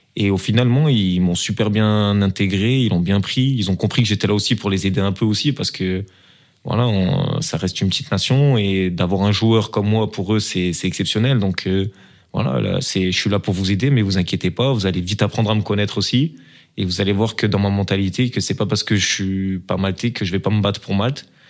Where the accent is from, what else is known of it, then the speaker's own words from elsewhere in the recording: Marseille, Provence-Alpes-Côte d'Azur, France; now in Belgium; une expression un peu du sud, de, de chez nous, un peu à Marseille